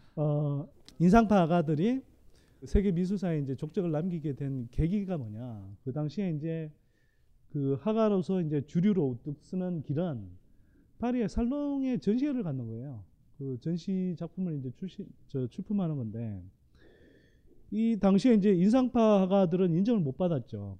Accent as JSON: {"language": "Korean", "town": "Gyeongsan", "region": "North Gyeongsang", "country": "South Korea", "tie": "born or raised there", "said": "저는 뭐 경북 경산의 시골 마을에서 자랐습니다"}